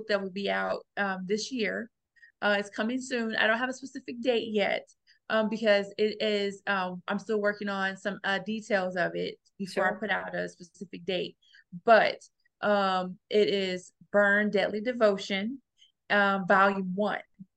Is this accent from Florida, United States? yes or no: no; Gary, Indiana, United States; I grew up in Gary, Indiana